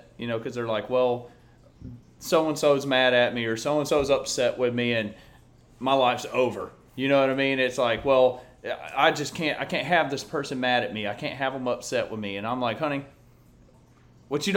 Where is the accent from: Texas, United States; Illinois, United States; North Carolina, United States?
Texas, United States; Red Oak; I went to Red Oak